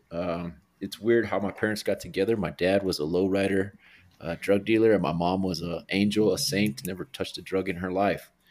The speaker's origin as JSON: {"language": "English", "town": "Albuquerque", "region": "New Mexico", "country": "United States", "tie": "born or raised there", "said": "I'm from Albuquerque, New Mexico, born and raised, the Duke City."}